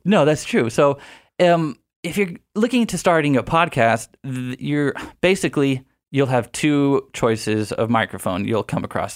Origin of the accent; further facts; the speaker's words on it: Houston, Texas, United States; moved away as an adult; also born or lived in San Marcos, Texas; now in San Diego, United States; I'm from Houston, Texas